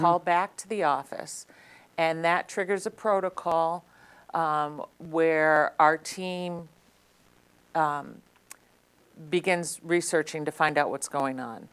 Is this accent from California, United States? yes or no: no; Lee, Massachusetts, United States; I grew up in Lee. Um, obviously, went to Berkshire Community College